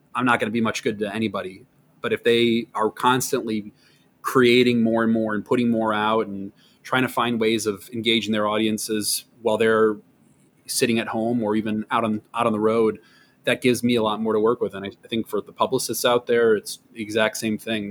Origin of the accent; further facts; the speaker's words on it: Wisconsin, United States; now in New York, United States; I'm from Wisconsin